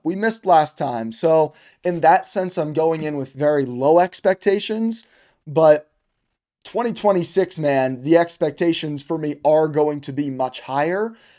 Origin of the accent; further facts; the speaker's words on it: United States; as an American